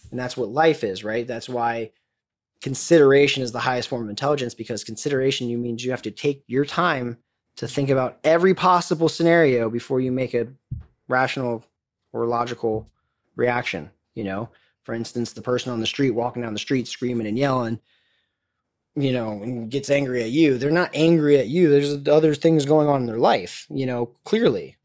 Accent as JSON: {"language": "English", "region": "Florida", "country": "United States", "said": "I'm from Florida"}